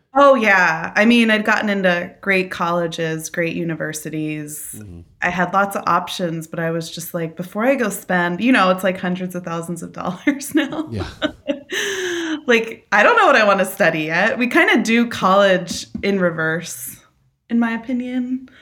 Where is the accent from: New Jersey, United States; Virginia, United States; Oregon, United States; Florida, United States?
New Jersey, United States; I'm from New Jersey. I'm a Jersey girl, born and raised through and through, uh, New Jersey